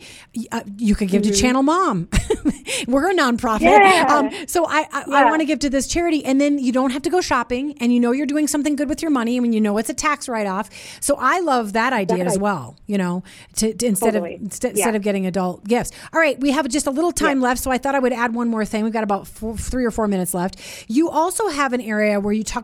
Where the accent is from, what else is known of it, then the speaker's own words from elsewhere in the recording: Minnesota, United States; we grew up in Minnesota together